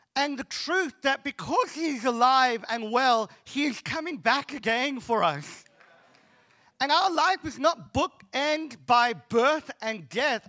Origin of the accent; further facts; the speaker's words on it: Cape Town, Western Cape, South Africa; I'm from Cape Town